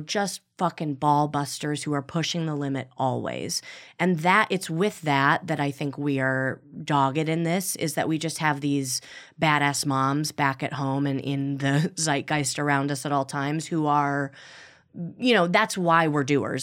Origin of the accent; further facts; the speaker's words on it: Midwest, United States; now in Los Angeles, United States; I'm also from the Midwest